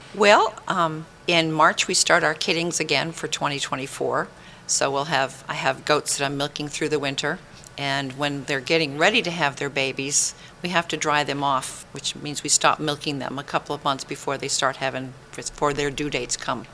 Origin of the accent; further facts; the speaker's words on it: Maine, United States; now in Tennessee, United States; Up in Maine, I was born and raised in Maine